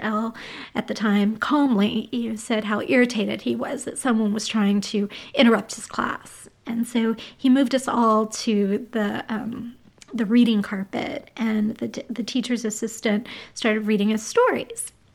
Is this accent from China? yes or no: no; Los Angeles, California, United States; I grew up in the Silver Lake uh, area in the mid to late 80s. Well, I not really grew up, but I was here as a kid